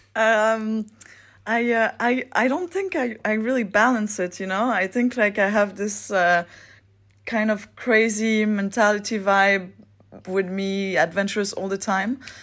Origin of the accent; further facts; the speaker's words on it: Geneva, Switzerland; English is a second language; I'm from Switzerland. I'm twenty-eight years old. Uh, I grew up in Geneva